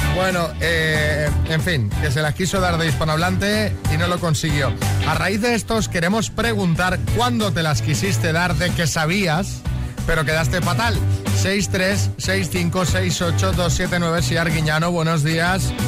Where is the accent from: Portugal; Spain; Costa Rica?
Spain; Así somos los españoles